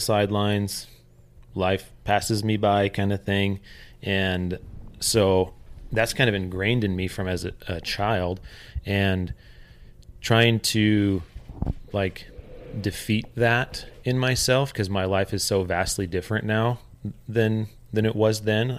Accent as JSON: {"language": "English", "region": "Oregon", "country": "United States", "tie": "born or raised there", "also_born_or_lived": "California", "said": "When we moved from California to Oregon, um, my parents fell into some significant financial trouble. And so my entire growing up from about the age of 10 until uh, I moved out when I was uh, 18"}